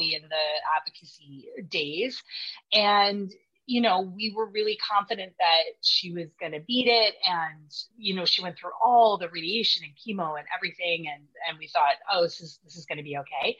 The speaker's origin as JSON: {"language": "English", "town": "Vancouver", "region": "British Columbia", "country": "Canada", "said": "I'm from Vancouver, BC"}